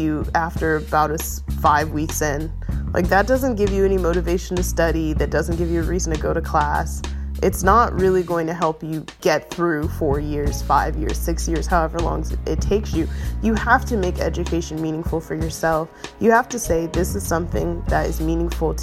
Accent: Oakland, California, United States; moved away; also born or lived in Atlanta suburbs, Georgia; I grew up in East Oakland

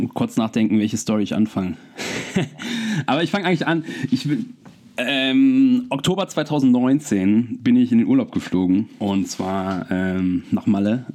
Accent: Wermelskirchen, North Rhine-Westphalia, Germany; moved away as an adult; also born or lived in Cologne; now in Nuremberg, Germany; aus meiner Heimatstadt in Wermelskirchen

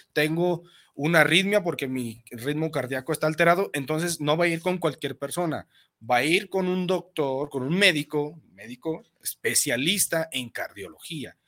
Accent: Mexico; como buenos mexicanos

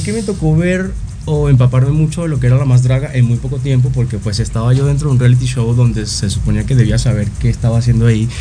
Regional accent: Caracas, Capital District, Venezuela; moved away as an adult; now in Mexico; soy de Caracas, Venezuela, y acabo de cumplir cinco años acá en México.

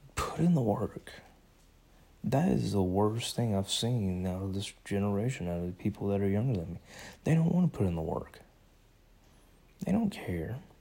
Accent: United States; I am an American

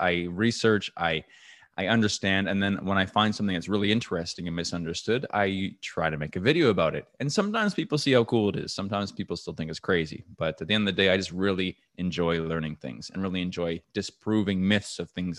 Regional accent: New Brunswick, Canada; So I grew up in New Brunswick, Canada, which is right above Maine in North America.

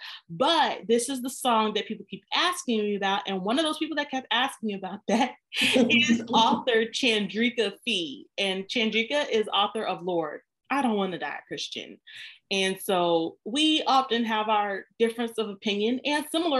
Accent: the Bible Belt, the South, United States; I grew up in the South in the Bible Belt, where there is a church on every corner.

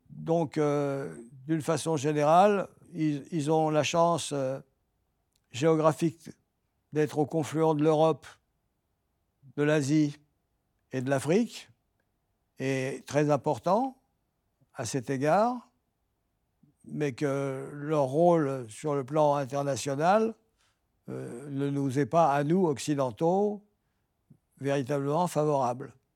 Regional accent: France; en tant que Français

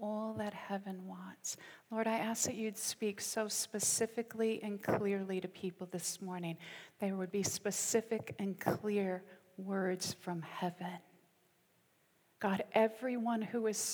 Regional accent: United States; now in United Kingdom; I'm half American, half British. I'm an Ameri-Brit

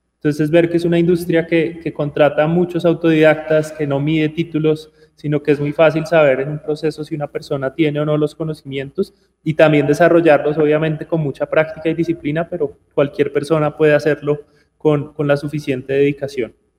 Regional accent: Bogotá, Colombia; also born or lived in Armenia, Quindío, Colombia / India / Poland / Amsterdam, Netherlands; nací en Armenia, pero crecí en, Bogotá.

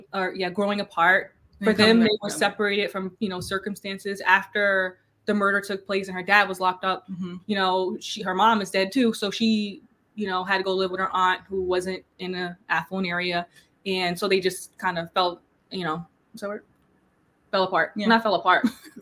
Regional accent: East Orange, New Jersey, United States; so we're from New Jersey. It's called East Orange.

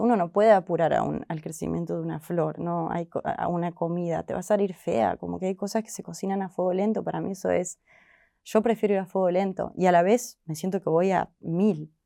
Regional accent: Córdoba, Argentina; moved away as an adult; now in Buenos Aires, Argentina; yo soy de Córdoba, capital

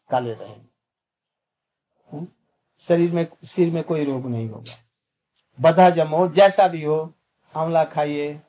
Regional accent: India; born there; हम लोग गांव में जन्मे थे गंगा के किनारे गंगा से दो चार फकला

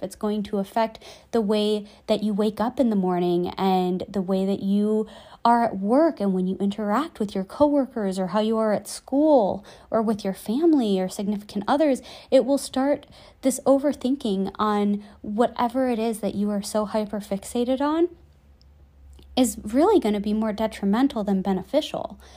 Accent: just outside Chicago, Illinois, United States; moved away; I get to go back home to my hometown just outside Chicago

